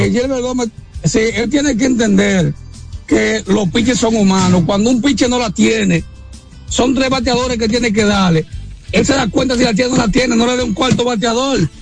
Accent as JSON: {"language": "Spanish", "town": "Castillo", "region": "Duarte", "country": "Dominican Republic", "said": "yo soy de Castillo, de la provincia de Duarte."}